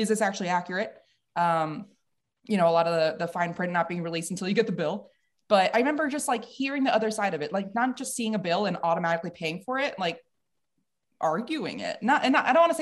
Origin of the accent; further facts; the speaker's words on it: White Plains, New York, United States; moved away as an adult; I'm from Westchester County, White Plains, New York, downstate